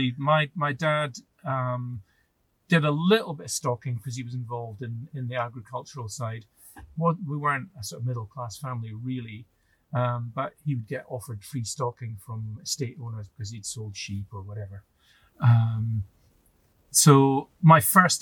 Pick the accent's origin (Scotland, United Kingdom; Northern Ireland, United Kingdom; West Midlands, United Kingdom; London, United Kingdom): Scotland, United Kingdom; Dingwall; I was born and brought up in Dingwall.